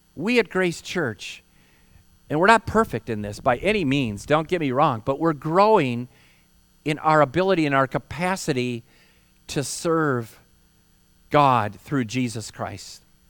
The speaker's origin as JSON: {"language": "English", "town": "Holland", "region": "Michigan", "country": "United States", "tie": "born or raised there", "moved": "yes", "said": "I hail from Michigan, proud Michigander. And I grew up in Holland, which is near Lake Michigan"}